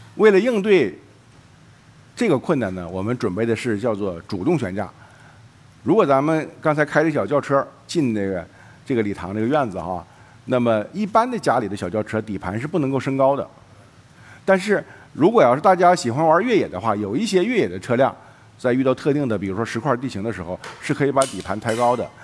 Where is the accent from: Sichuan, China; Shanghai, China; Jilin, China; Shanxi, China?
Jilin, China; 我的老家是呃东北吉林，那里有一个景色叫做雾凇，实际上我们当地人叫树挂